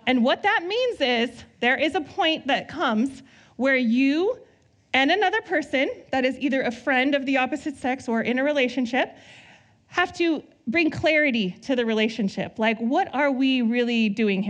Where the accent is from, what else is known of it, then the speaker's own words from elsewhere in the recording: Southern California, United States; now in Northern California, United States; I grew up in SoCal